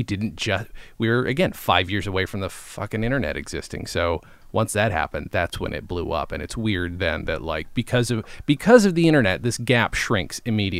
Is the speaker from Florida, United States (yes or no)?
no; upstate New York, United States; Growing up in a small town, as I also did, for me, it was upstate New York.